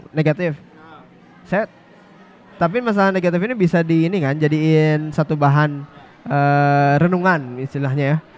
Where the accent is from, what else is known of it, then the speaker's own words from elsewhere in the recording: Bandung, West Java, Indonesia; Terus saya besar di Bandung gitu.